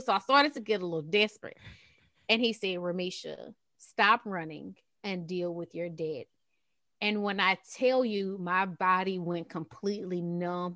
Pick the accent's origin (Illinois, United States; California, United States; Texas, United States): Texas, United States; also born or lived in Qatar; I'm from Texas, as you guys can probably hear it.